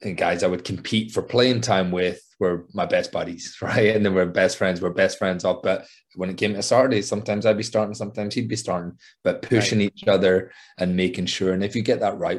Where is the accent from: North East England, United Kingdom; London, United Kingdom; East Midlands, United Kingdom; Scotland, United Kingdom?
Scotland, United Kingdom; now in United States